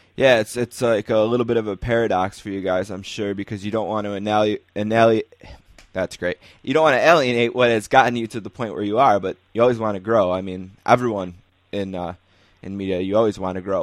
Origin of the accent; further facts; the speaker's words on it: Buffalo, New York, United States; I'm from Buffalo